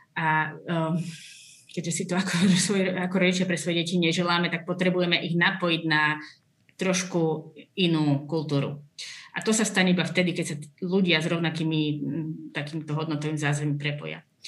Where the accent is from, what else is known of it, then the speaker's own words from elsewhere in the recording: Orava, Žilina Region, Slovakia; ja pochádzam z Oravy, hej, čiže tam je veľmi silné katolické zázemie